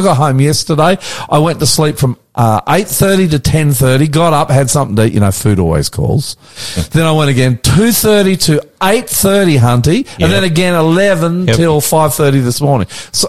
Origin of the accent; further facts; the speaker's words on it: Australia; I'm the …, coming to you from our studios in Northwest Sydney on a beautiful, glorious day.